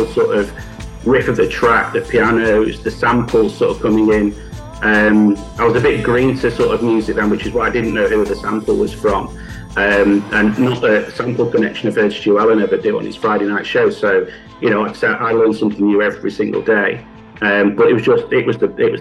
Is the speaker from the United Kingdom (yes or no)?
yes; Manchester, North West England, United Kingdom; I'm not a Yorkshireman. I'm a Mancunian